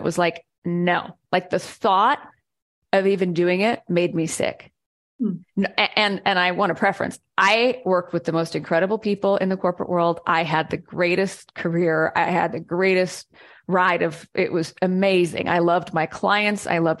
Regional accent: Seattle, Washington, United States; moved away; And I was from Seattle.

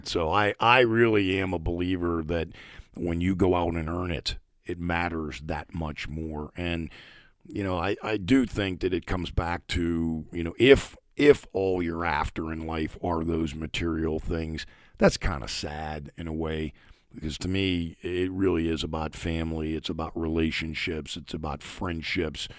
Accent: Pittsburgh, Pennsylvania, United States; I'm originally from Pittsburgh

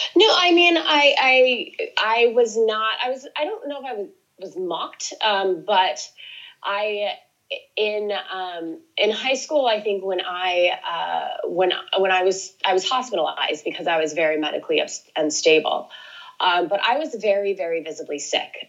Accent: Lake Oswego, Oregon, United States; I grew up outside of Portland, Oregon

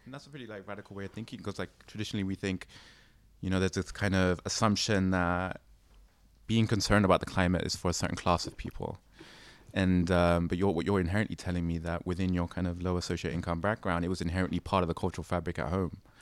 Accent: London, United Kingdom; me growing up in London

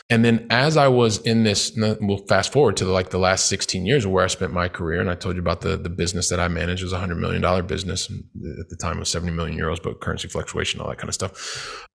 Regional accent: Columbus, Ohio, United States; moved away as an adult; also born or lived in Saint Louis, Missouri / Valencia, Spain / Paris, France; I'm from Columbus, Ohio

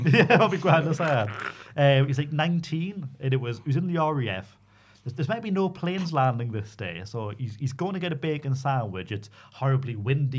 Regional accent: Newcastle upon Tyne, North East England, United Kingdom; accent: Geordie; quite as Geordie as me from New Biggin Hall

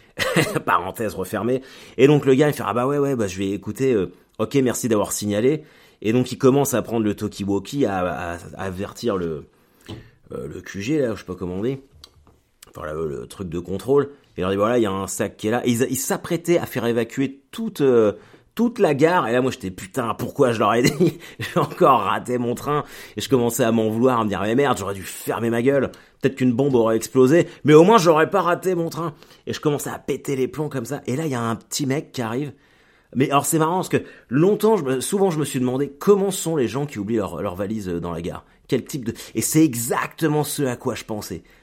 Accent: France; also born or lived in Caen; je suis français

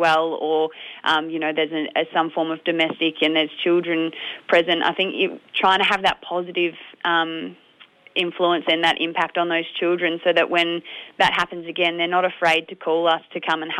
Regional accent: Strathmerton, Victoria, Australia; I grew up actually in Strathmerton

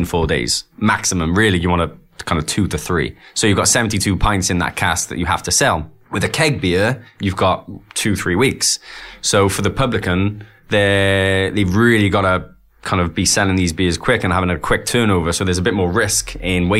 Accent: Wales, United Kingdom; growing up in Wales, we were always quite cask heavy

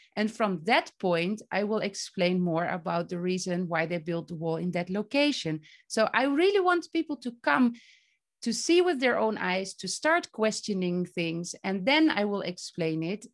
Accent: Netherlands; moved away as an adult; now in Palestine; I'm from the Netherlands.

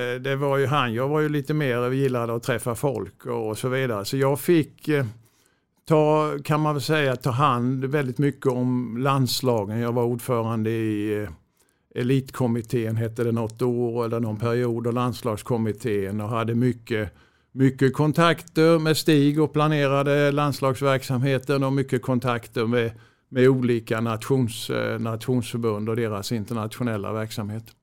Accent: Växjö, Kronoberg County, Sweden; also born or lived in Örebro / Stockholm / Lund; Jag är ju uppvuxen i Växjö och, och eh, har bott i Växjö nästan hela mitt liv

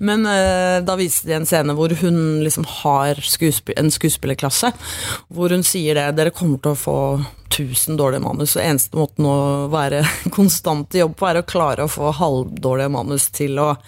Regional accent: Norway; Som nordmann i, på en sånn stor, flashy, glamorøs festival

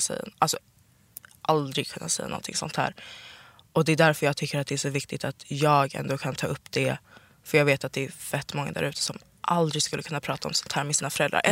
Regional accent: Sollentuna, Stockholm County, Sweden; Jag är uppvuxen i Sollentuna

